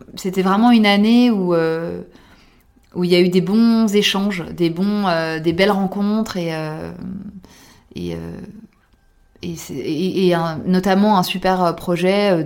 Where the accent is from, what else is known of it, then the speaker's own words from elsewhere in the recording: France; en tant que française